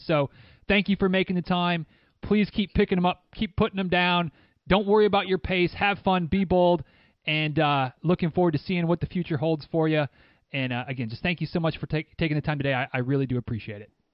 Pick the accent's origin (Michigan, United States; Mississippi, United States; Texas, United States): Michigan, United States; Northern; moved away; I am very much from Northern Michigan